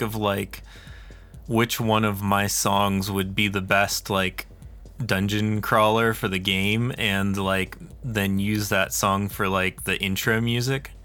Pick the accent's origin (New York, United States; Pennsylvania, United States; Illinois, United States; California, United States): Pennsylvania, United States; now in New Mexico, United States; I'm from Pennsylvania originally, and I'm living in New Mexico now